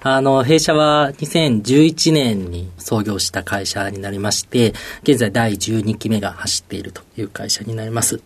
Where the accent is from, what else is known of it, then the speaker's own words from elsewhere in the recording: Ibaraki, Osaka, Japan; also born or lived in Kobe, Hyogo; 育ちは、えー、大阪の茨城市というところで育ってますね。